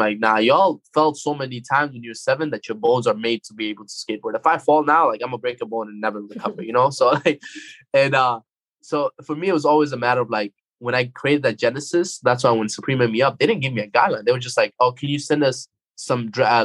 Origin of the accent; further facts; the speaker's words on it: Afghanistan; moved away; growing up in Afghanistan